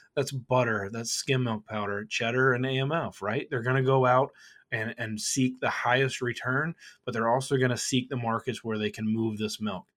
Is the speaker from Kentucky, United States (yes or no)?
yes; Kentucky, United States; now in Chicago, United States; I grew up in Kentucky